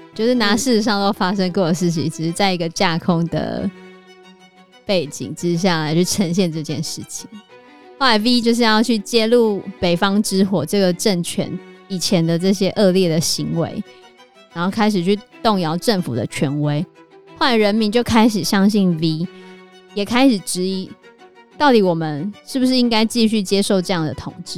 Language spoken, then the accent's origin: Chinese; Taiwan; 我曾经有一段时间觉得我是中国人也是台湾人